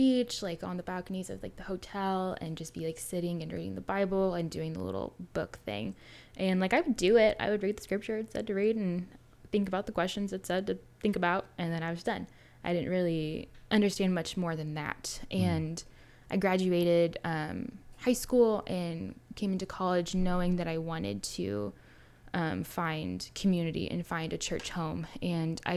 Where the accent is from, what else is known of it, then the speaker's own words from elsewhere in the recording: Alvin, Texas, United States; I'm from Houston-ish, from a small town, Alvin. I grew up in the church